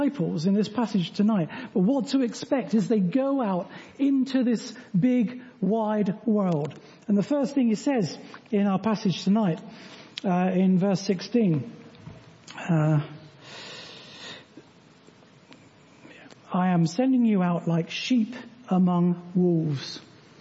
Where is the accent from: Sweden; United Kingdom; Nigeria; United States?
United Kingdom; We are Christians before we are British